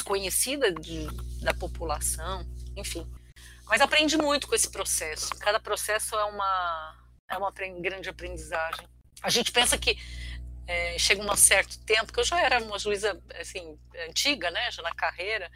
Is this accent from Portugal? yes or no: no; Brazil; also born or lived in Syria; sou brasileira naturalizada, nasci numa aldeia de armênios que fica na Síria, vim para o Brasil com três anos